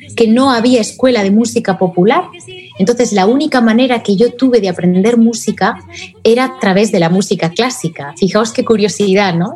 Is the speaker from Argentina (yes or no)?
no; Spain; aquí en mi país, en España